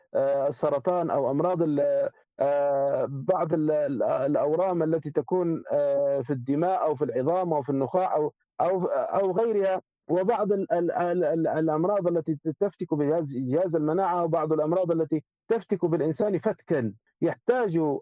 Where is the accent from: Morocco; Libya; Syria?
Libya; نحن عندنا في ليبيا